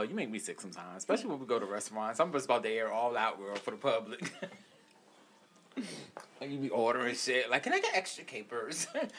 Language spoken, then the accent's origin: English; Puerto Rico; Look, Puerto Ricans, we grew up on Tang, girl.